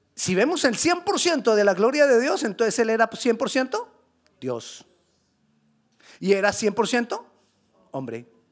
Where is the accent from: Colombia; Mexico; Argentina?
Colombia; yo soy colombiano